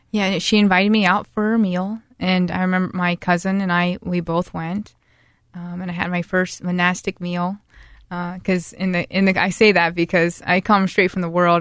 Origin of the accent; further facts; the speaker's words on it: Newark, Ohio, United States; also born or lived in Saint Louisville, Ohio; I was born in Newark, Ohio